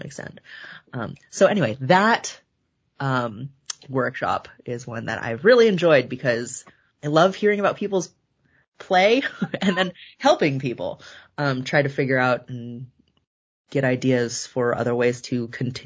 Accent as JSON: {"language": "English", "area": "Bay Area", "region": "California", "country": "United States", "tie": "born or raised there", "also_born_or_lived": "Davis, California / Culver City, Los Angeles", "said": "I grew up in California. I've been in a couple different places, but California my whole life. Bay Area, born and then raised"}